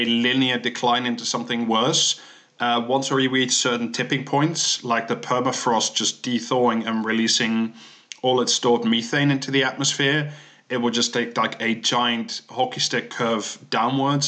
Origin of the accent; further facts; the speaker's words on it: Netherlands; that's my home country.